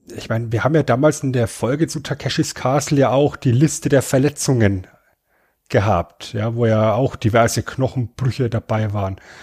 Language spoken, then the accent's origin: German; Germany; als Deutscher